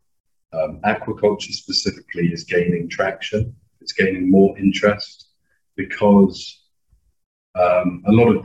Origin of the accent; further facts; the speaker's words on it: United Kingdom; moved away as an adult; also born or lived in Malawi; There is a fair amount of flack for being British